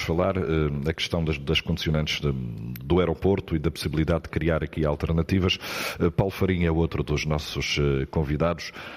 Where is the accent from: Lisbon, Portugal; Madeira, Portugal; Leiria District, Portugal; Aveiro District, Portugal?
Madeira, Portugal; como madeirenses